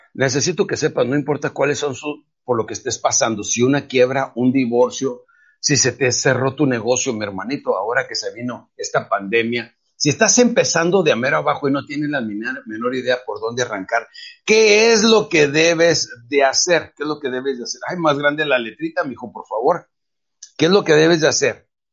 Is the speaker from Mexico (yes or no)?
yes; Mexico